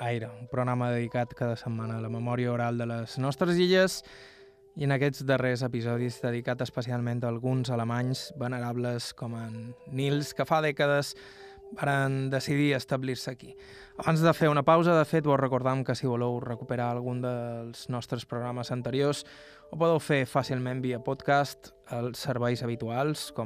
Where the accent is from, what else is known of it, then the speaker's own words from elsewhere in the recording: Bunyola, Balearic Islands, Spain; Jo som de Bunyola, així que sé que per allà dalt això no sempre és fàcil.